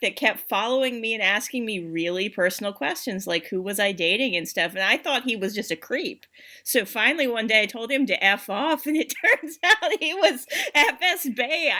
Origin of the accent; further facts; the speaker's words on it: United States; now in Russia; contaminating it with being American.